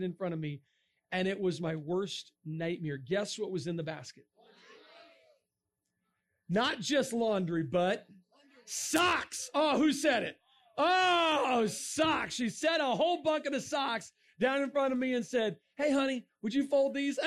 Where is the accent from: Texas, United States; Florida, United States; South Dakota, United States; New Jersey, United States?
Florida, United States; moved away; I'm from Florida